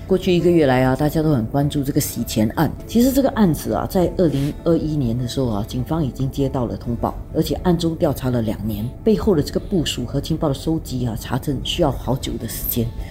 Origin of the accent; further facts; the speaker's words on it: Singapore; 我们作为新加坡人